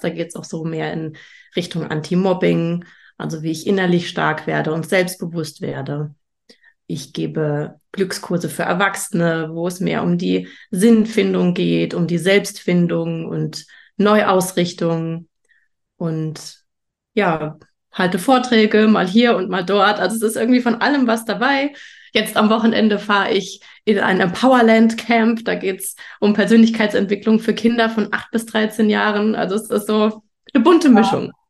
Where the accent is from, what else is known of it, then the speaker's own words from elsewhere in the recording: Germany; bei uns in Deutschland